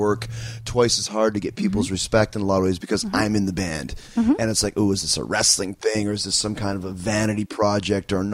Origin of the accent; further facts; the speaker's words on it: Canada; I grew up in Canada